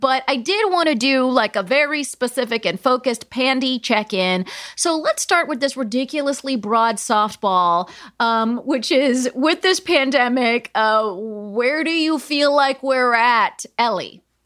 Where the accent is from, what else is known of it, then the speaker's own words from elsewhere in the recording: California, United States; I'm from California